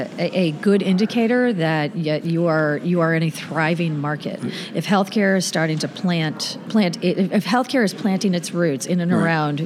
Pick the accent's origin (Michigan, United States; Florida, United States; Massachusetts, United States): Florida, United States; I'm born and raised in Florida. I've never lived anywhere else in my life. I've lived everywhere, all over the state of Florida.